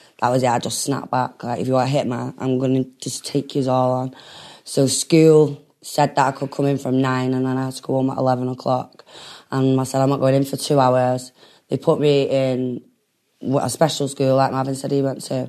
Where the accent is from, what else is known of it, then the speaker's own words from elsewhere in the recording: Manchester, North West England, United Kingdom; also born or lived in Dún Laoghaire, Dublin, Ireland; even though I was from Clayton, I never chilled in Clayton